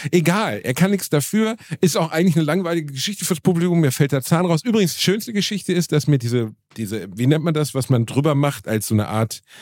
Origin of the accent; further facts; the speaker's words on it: Gelsenkirchen, North Rhine-Westphalia, Germany; Das war einfach mein Zahnarzt als Teenager in Gelsenkirchen.